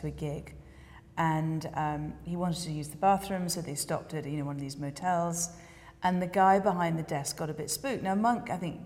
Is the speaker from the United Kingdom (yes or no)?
yes; England, United Kingdom; I'm an English girl